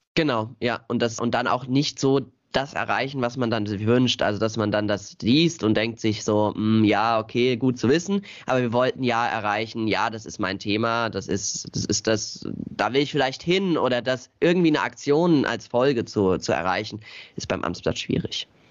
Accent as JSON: {"language": "German", "town": "Ockenheim", "region": "Rhineland-Palatinate", "country": "Germany", "tie": "born or raised there", "said": "schon als ganz kleines Kind äh, mich bei wie in Ockenheim e.V. engagiert. Das ist so unser Dorfverein"}